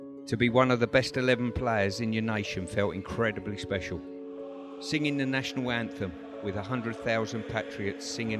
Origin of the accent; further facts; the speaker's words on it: London, United Kingdom; I was born in Shepherd's Bush, London, the capital.